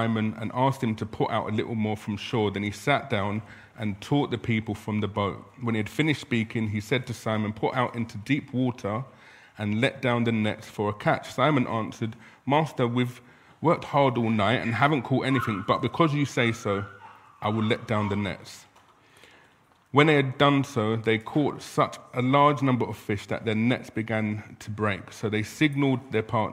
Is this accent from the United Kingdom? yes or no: yes; London, United Kingdom; also born or lived in Balham; I was born in South London and I live in North London